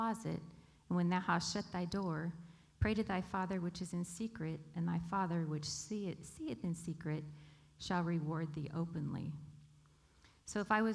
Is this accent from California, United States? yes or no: yes; Bakersfield, California, United States; also born or lived in Arizona / North Dakota; I was born here in Bakersfield and lived all of my life except for 7 years, moved away when my dad pastored in Arizona for 5, and then when I got married, moved away to North Dakota for 2 years